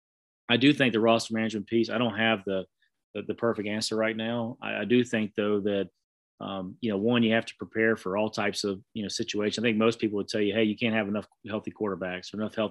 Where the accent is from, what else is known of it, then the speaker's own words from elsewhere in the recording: Southeast, United States; growing up in the Southeast